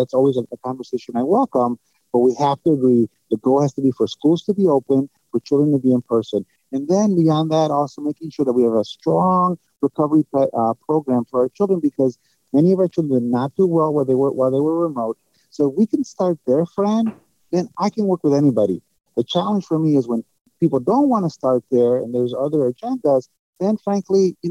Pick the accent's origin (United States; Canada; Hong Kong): United States; Chicago, Illinois; also born or lived in San Antonio; it is my city. It's my hometown